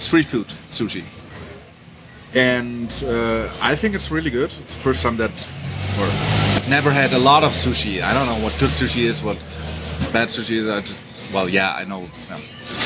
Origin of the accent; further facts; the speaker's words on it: Germany; accent: German; English is a second language; also born or lived in United States; now in Mexico City, Mexico; my accent is not as non-German as I thought it was for the last 20 years